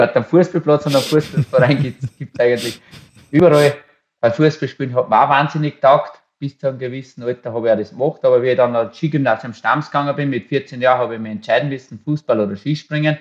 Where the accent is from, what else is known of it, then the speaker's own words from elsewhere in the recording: Waldzell, Upper Austria, Austria; In Waldzell, in der Nähe von Ried im Innkreis, da gibt es ja nicht wirklich die Berge oder habe ich mit meiner Familie, bin ich halt da aufgewachsen auf dem Bauernhof